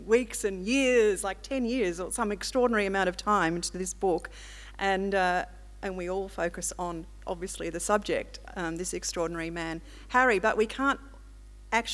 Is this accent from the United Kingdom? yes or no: no; Melbourne, Victoria, Australia; also born or lived in Mudgee, New South Wales; I come from Melbourne, I actually was baptised at Mudgee